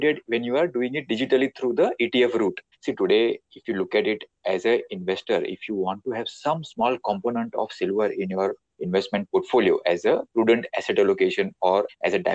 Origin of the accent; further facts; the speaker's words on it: India; in our Indian household